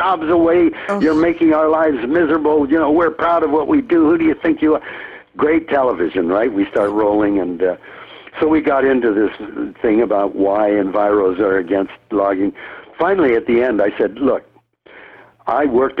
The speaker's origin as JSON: {"language": "English", "country": "Canada", "also_born_or_lived": "United States", "said": "I, a third generation Canadian, when World War II started, was immediately deprived of all rights of citizenship. And, you know, my parents were born and raised in Canada"}